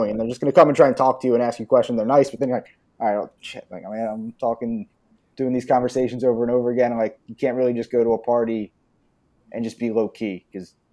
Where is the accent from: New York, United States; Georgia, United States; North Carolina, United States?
New York, United States; now in Brazil; I just tell people like I grew up outside New York. Like, New York. It's like, oh, why do you want to live here? It's like I like Brazil.